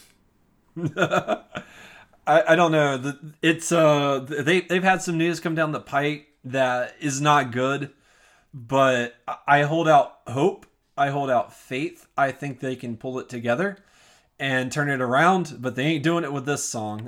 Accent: United States; as an American

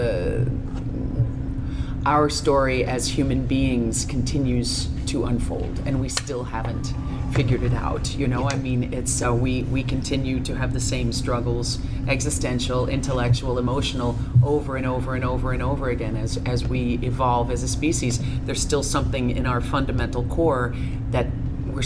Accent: Newark, New Jersey, United States; Newark, I was born in Newark

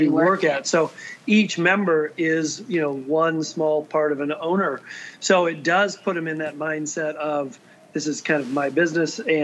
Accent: central Iowa, United States; I grew up really, really close to my hometown club in Iowa, in central Iowa.

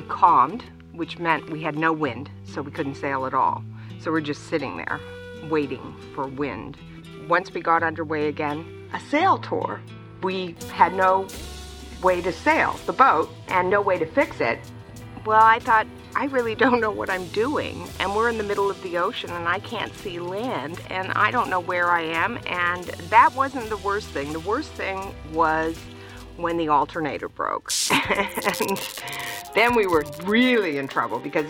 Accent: British Columbia, Canada; moved away as an adult; also born or lived in United States; I'm originally from Canada, from British Columbia.

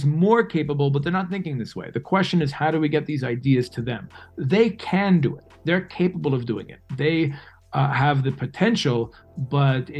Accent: New York City, New York, United States; moved away as an adult; now in Israel; I lived the first almost 22 years of my life in New York City. I guess I'm much more of a New Yorker than I am an American.

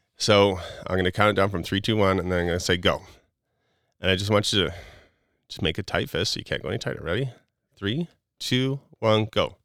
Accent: Wisconsin, United States; moved away; also born or lived in Utah; I grew up in Wisconsin, like, just living my normal life and being what I felt like was kind of balanced to moving to Utah

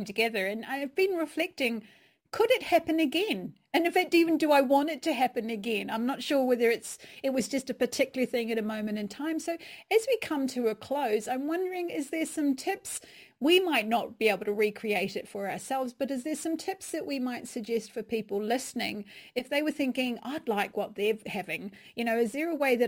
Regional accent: England, United Kingdom; accent: English; I've been wandering with my English accent there.

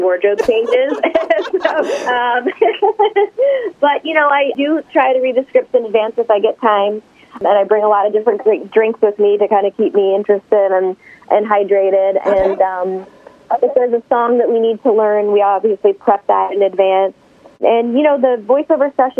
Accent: Toronto, Ontario, Canada; now in Los Angeles, United States; I grew up in Toronto

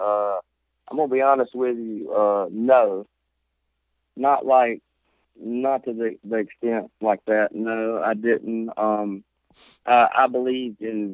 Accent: Seminary, Mississippi, United States; now in Corinth, United States; seminary until 2004, which is where I'm from. That's my hometown, Seminary High School. Seminary, right above Hattiesburg

